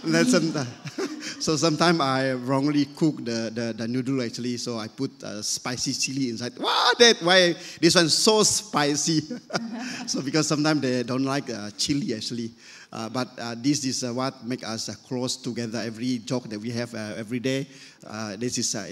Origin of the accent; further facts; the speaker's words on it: Miri, Sarawak, Malaysia; moved away; we are from Miri, actually, with their respective families